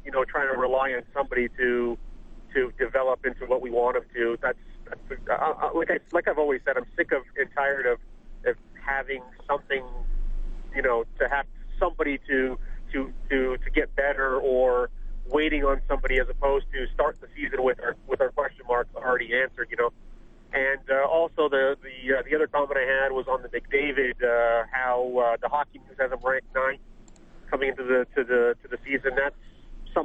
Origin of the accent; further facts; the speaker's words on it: Windsor, Ontario, Canada; moved away; my hometown, Windsor, Ontario